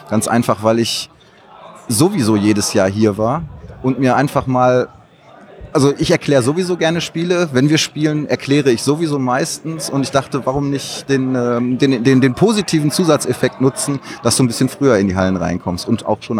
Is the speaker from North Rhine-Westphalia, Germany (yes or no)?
yes; North Rhine-Westphalia, Germany; Ich komme hier aus der Nähe, ich komme hier aus dem Ruhrgebiet.